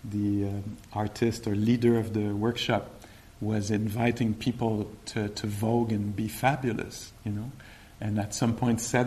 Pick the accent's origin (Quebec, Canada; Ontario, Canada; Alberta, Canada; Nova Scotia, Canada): Quebec, Canada; I'm from Quebec.